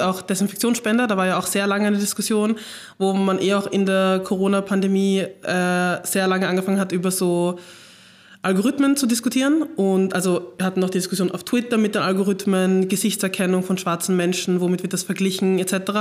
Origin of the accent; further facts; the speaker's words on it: Vienna, Austria; ich komme einfach aus Wien, komme aus Floridsdorf